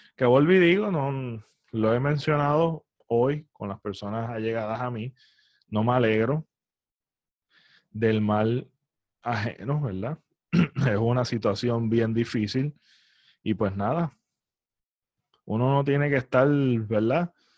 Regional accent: Puerto Rico; como puertorriqueños

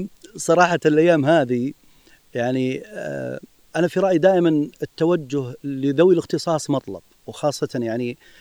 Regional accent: Saudi Arabia; نحن في المملكه العربيه السعوديه

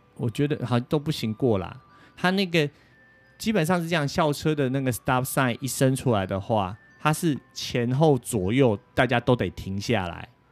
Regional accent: Taiwan; now in United States; 我们台湾人来考驾照

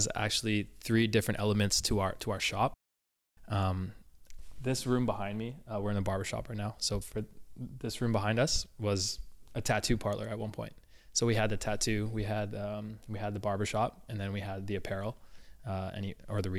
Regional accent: Surrey, British Columbia, Canada; you're from Surrey

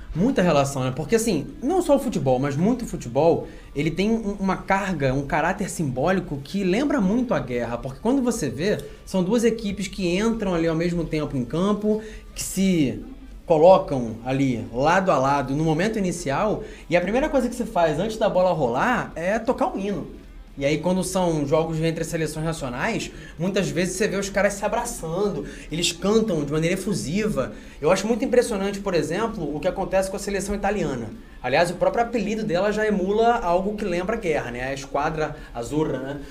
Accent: Brazil; como brasileiro

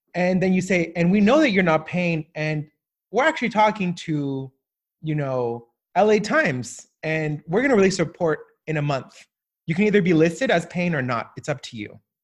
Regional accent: Southern California, United States; also born or lived in Colombia; now in Washington, D.C., United States; I grew up in, uh, Southern California, w, w, West Coast

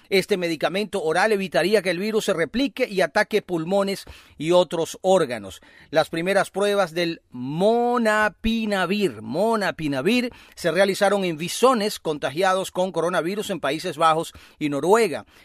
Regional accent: Venezuela; sentirnos orgullosos también con, ese, con eso que has dicho al final, somos eh, venezolanos.

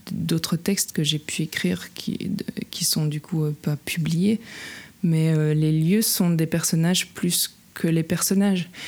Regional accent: Luxembourg, Belgium; c'est d'écrire sur, euh, sur la rivière de chez moi, de mon enfance, sur la Semois.

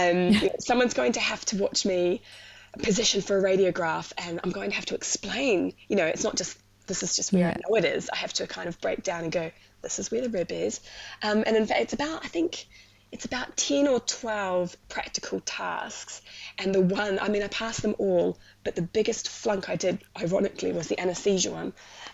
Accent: New Zealand; moved away as an adult; So originally from New Zealand, that's where I studied, that's where I grew up, and I went to uni like 2007, did all my nursing there, and then in kind of like 2015, it sounds really silly, I left the country because of a boy.

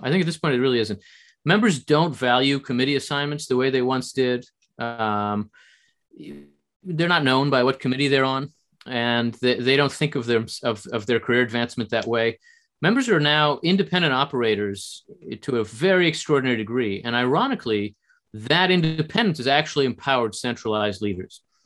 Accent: New Jersey, United States; also born or lived in Israel / Chicago, Illinois; I was born in Israel. Uh, my family came to the U.S. when I was a child, and I grew up in New Jersey.

